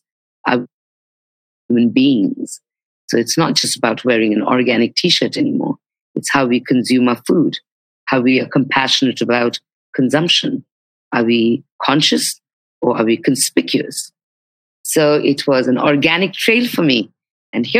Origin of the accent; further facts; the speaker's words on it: India; moved away as an adult; also born or lived in Nepal / Mumbai, India; now in Bali, Indonesia; I'm Nepalese by my provenance and legacy, and I grew up in India, and now I live in Bali, Indonesia